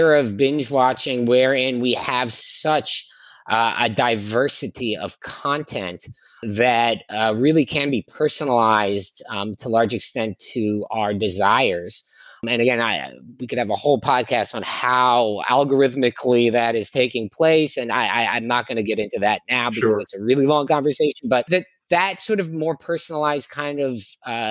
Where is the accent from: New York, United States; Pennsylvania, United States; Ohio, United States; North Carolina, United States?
Pennsylvania, United States; Philadelphia; I grew up mostly in Philadelphia